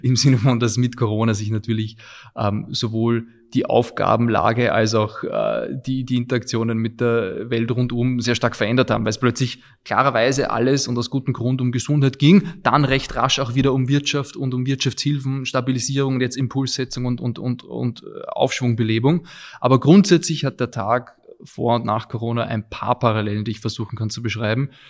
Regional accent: Vienna, Austria; also born or lived in England; ich bin in Wien geboren und aufgewachsen, auch hier zur Schule gegangen

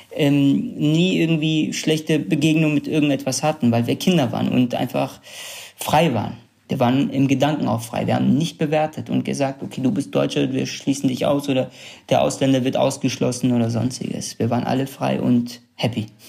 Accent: Sulaymaniyah, Kurdistan Region, Iraq; first language Kurdish; German is a second language; now in Germany; in meiner Heimatstadt äh, Slemania, in der wir sind

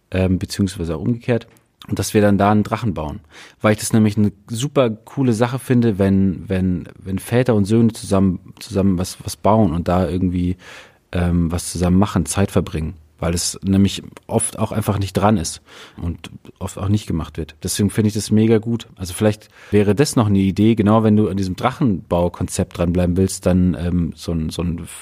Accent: Athens, Attica, Greece; also ich bin in Griechenland aufgewachsen, in Athen

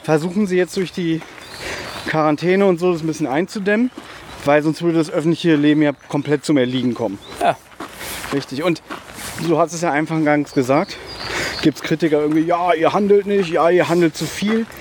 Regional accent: Berlin, Germany; moved away; ein paar Meter von uns entfernt ist der U-Bahnhof Südstern, wo ich einundzwanzig Jahre meines Lebens, ähm, gelebt habe, wo ich aufgewachsen bin

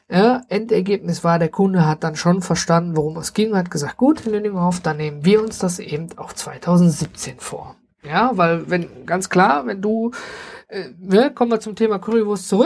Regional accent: Duisburg, North Rhine-Westphalia, Germany; weil ich dann äh, erstmal auch gar nicht hier in der Stadt Duisburg bin, wo ich herkomme, sondern äh, ganz hoch oben im Norden.

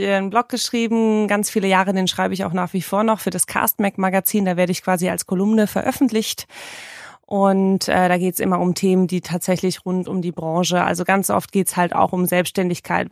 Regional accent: Marburg, Hesse, Germany; moved away as an adult; now in Hamburg, Germany; Ich bin in Hessen, in Marburg, geboren und aufgewachsen. Bin ganz, ganz schnell nach Hamburg gezogen, als ich mein Abi in der Tasche hatte

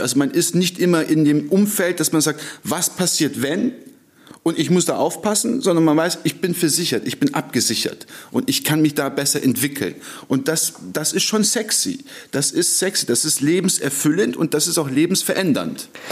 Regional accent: Stuttgart, Baden-Württemberg, Germany; also born or lived in Ankara, Turkey; Ich äh, sage immer, ich bin ein getürkter Deutscher. Äh, ich kam mit 15 Monaten nach Stuttgart, äh, bin dann auch dort aufgewachsen.

